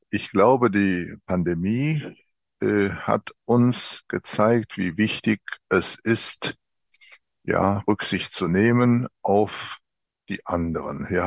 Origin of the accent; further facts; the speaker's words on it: Freiburg im Breisgau, Baden-Württemberg, Germany; also born or lived in Rhineland; Ja, ich bin in Deutschland geboren und war nach den ersten Jahren im Rheinland, habe ich meine Schulzeit in Freiburg im Breisgau verbracht.